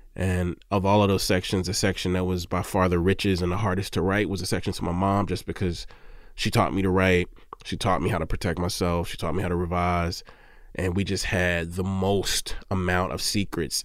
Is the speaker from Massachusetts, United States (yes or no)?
no; Mississippi, United States; I'm from Mississippi